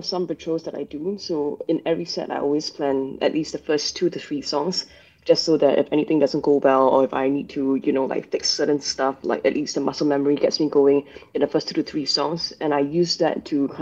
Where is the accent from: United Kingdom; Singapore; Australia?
Singapore; that was how I grew up here in Singapore.